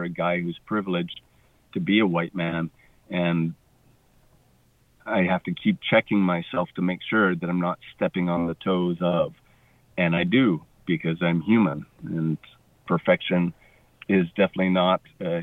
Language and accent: English; Cowichan Valley, British Columbia, Canada; also born or lived in Victoria, British Columbia; I was born in Victoria and raised up in the Cowichan Valley.